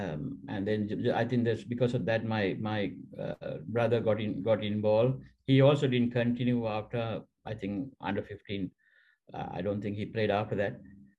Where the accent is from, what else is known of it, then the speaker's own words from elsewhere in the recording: Colombo, Western Province, Sri Lanka; I studied in one of the top schools in Colombo.